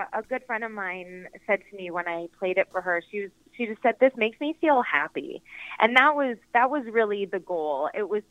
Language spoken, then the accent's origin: English; Canada; now in California, United States; I grew up in Canada, and we spent all our Christmases in Toronto